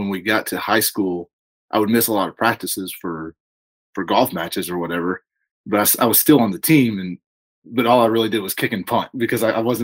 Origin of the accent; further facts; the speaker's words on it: Horse Cave, Kentucky, United States; also born or lived in Louisville, Kentucky; a childhood we grew up in Horse Cave, Kentucky, down in Hart County